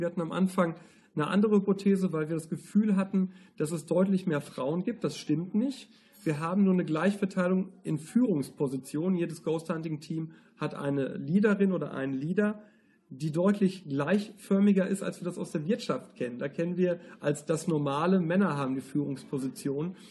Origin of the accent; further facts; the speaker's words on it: Germany; wir sind ja Deutsche